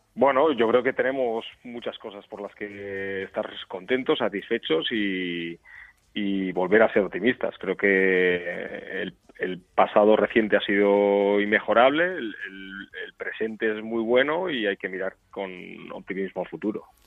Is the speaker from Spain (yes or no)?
yes; Portugalete, Basque Country, Spain; soy vizcaíno, pues soy de Portugalete